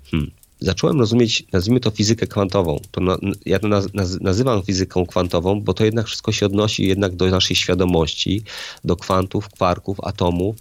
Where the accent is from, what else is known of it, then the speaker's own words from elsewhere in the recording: Poland; jestem z Polski, więc mam prawda, pewne kulturowe, religijne jakieś tam fundamenty